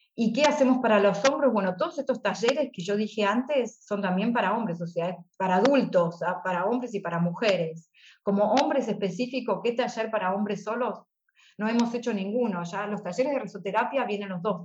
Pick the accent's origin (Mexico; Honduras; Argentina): Argentina; moved away as an adult; now in Stuttgart, Germany; Yo me volví a Argentina